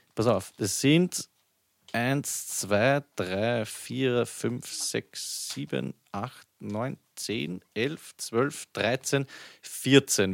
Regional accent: Vienna, Austria; bei uns in Wien

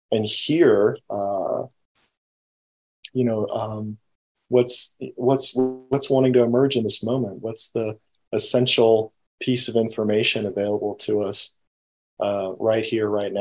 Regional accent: United States; I grew up in the United States

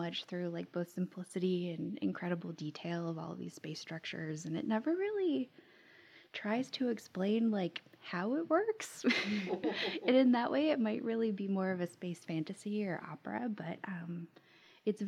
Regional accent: Florida, United States; I grew up in Florida and had the pleasure of going to like Kennedy Space Center for field trips

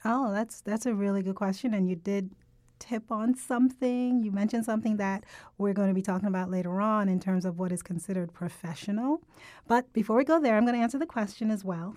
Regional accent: Jamaica; accent: Jamaican; moved away; I'm Caribbean. I'm actually from Jamaica, so I have a heavier Jamaican accent when I'm speaking with people who are from Jamaica

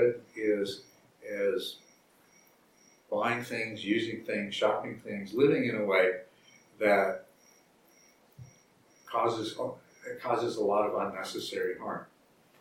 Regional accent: Texas, United States; also born or lived in Arizona; I grew up in the South, first in Arizona and then in Texas

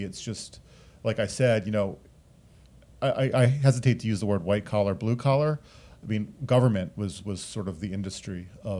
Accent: Rockville, Maryland, United States; also born or lived in Washington, D.C.; now in Potomac, United States; So I live in Potomac, Maryland, and I hail from Rockville, Maryland, which is about 5 minutes away. Went to the University of Maryland at College Park and live and work in D.C. pretty much my whole life.

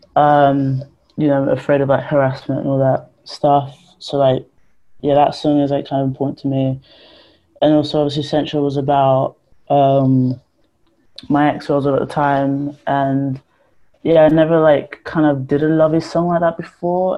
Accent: Ponders End, London, United Kingdom; the flats I grew up in Ponders End

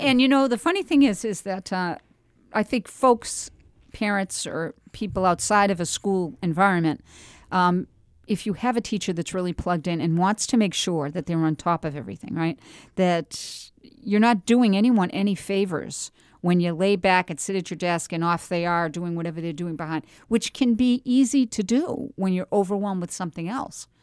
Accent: Andover, Massachusetts, United States; moved away as an adult; now in New Hampshire, United States; I grew up in Andover

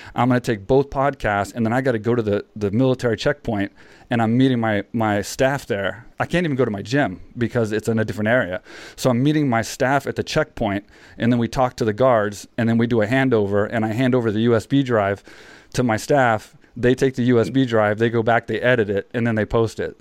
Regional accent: San Jose, California, United States; moved away as an adult; now in Thailand; me growing up in San Jose

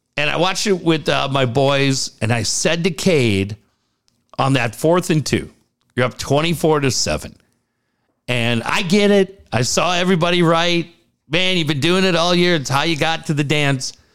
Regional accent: Minneapolis, Minnesota, United States; moved away; I grew up in Minneapolis.

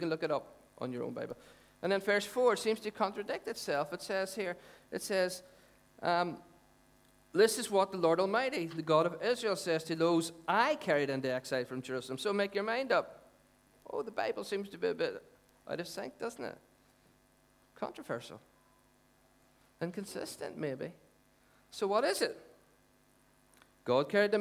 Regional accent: Dungannon, Northern Ireland, United Kingdom; I'm from Dungannon.

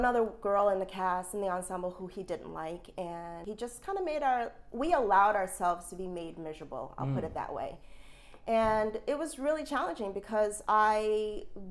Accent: Albany, New York, United States; moved away as an adult; I am from upstate New York, Albany.

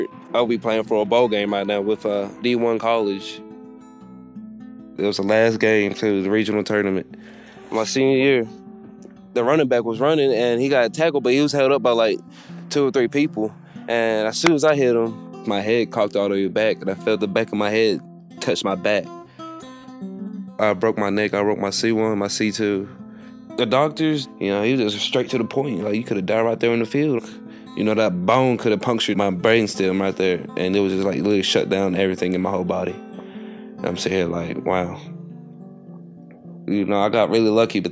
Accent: Harlan County, Kentucky, United States; accent: country accent; moved away as an adult; I'm from Harlan County, Kentucky.

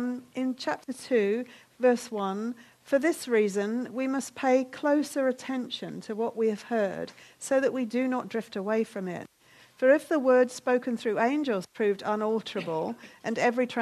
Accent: United Kingdom; we're British

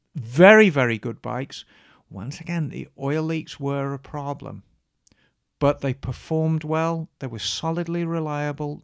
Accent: Birmingham, West Midlands, United Kingdom; Redditch. which was just outside Birmingham, like a lot of the manufacturers, my hometown

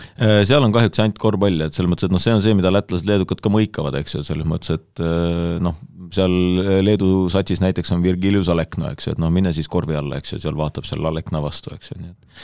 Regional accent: Iisaku, Ida-Viru County, Estonia; ma sünnipäraselt tegelikult olen Ida-Virumaalt

